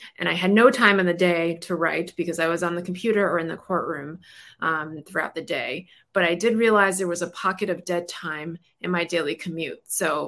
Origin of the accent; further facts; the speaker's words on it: Brooklyn, New York, United States; I'm a litigator. I'm from Brooklyn. I'm loud.